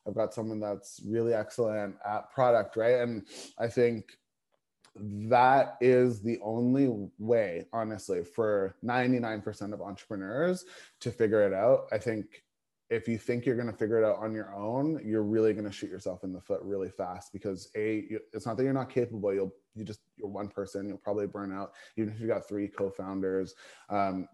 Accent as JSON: {"language": "English", "town": "Toronto", "region": "Ontario", "country": "Canada", "tie": "born or raised there", "moved": "yes", "said": "back in Toronto, my hometown"}